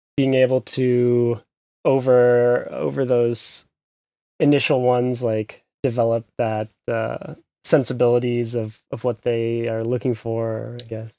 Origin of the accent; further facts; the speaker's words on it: United States; moved away as an adult; now in Berlin, Germany; from the U S like me, but, uh, based also in Berlin